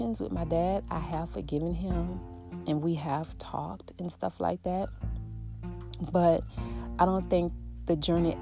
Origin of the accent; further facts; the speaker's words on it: New Orleans, Louisiana, United States; I grew up in the Florida projects. I grew up in a house, but we live right across the street. Like, our house and other houses set inside of a L-shape Florida project, Ninth Ward.